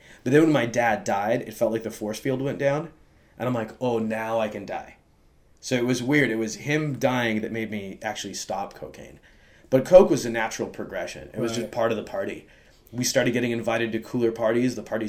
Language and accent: English; Hollywood, California, United States; And it's known, like, we're from Hollywood.